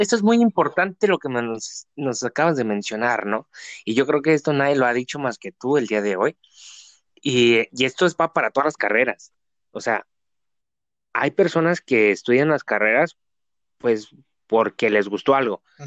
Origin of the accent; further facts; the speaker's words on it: Tijuana, Baja California, Mexico; Somos de la ciudad de Tijuana